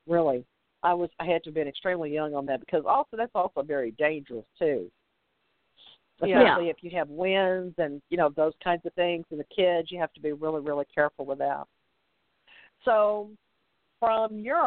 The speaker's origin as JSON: {"language": "English", "region": "the South", "country": "United States", "said": "I'm from the South"}